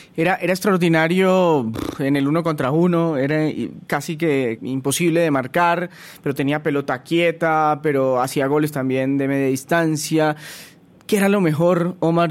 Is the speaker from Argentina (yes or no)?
no; Colombia; nosotros desde acá, como colombianos